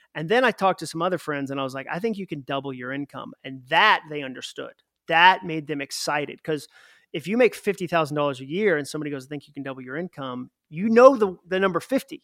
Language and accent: English; Massachusetts, United States; I'm from Massachusetts, so wicked is our word for very